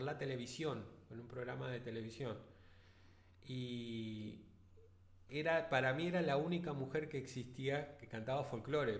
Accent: Vista Alegre, Neuquén, Argentina; also born or lived in Centenario; soy de Vista Alegre, nacido en Centenario, sí, en Centenario

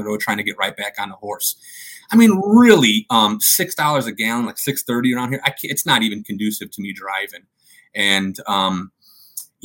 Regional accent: Chicago, Illinois, United States; I grew up in Chicago

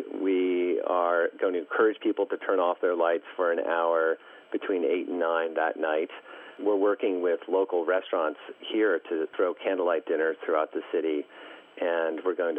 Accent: East Coast, United States; I mean, I grew up on the East Coast, and oftentimes in the winter there were snow days

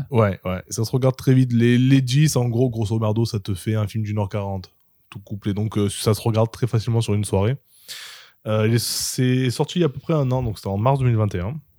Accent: Marseille, Provence-Alpes-Côte d'Azur, France; en tant que Marseillais

